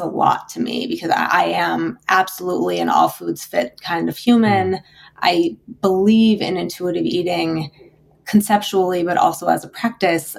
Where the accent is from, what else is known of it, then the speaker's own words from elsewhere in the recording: South Dakota, United States; I grew up in South Dakota in the most beautiful, like really, really beautiful part of the country